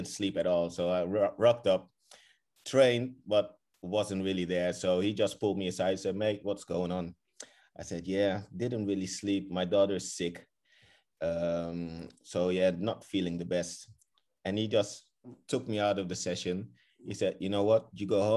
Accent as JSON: {"language": "English", "town": "Rotterdam", "region": "South Holland", "country": "Netherlands", "tie": "born or raised there", "also_born_or_lived": "Kraków, Poland", "moved": "as an adult", "said": "growing up in Holland"}